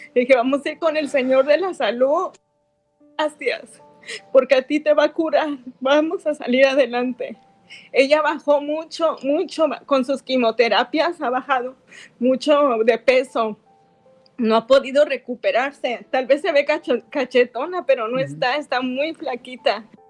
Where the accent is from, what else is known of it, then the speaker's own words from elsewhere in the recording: Ocotlán, Jalisco, Mexico; now in United States; Nosotros somos de Ocotlán también